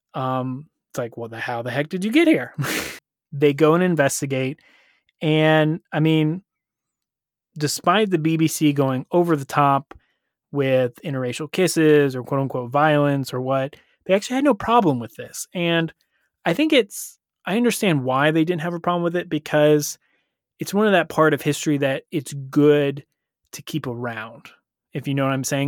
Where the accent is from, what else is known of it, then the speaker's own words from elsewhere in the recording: United States; being an American